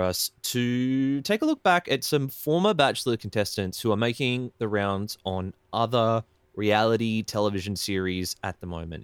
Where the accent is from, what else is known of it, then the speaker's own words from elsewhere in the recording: Ballina, New South Wales, Australia; I used to work in, in Byron for a long time. I come from Ballina.